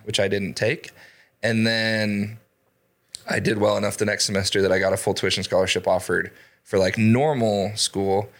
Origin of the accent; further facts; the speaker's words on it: Idaho Falls, Idaho, United States; I'm born and raised in Idaho Falls